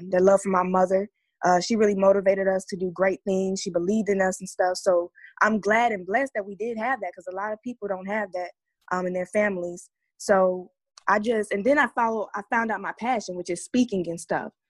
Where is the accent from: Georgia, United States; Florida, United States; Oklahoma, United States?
Georgia, United States; Atlanta; Atlanta, Georgia.